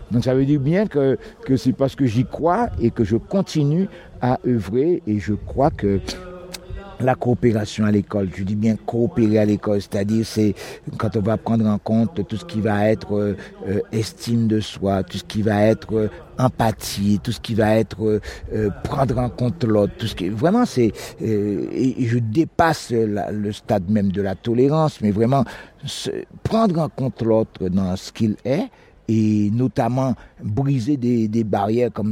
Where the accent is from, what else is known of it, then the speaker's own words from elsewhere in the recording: Guadeloupe; Je viens de la Guadeloupe.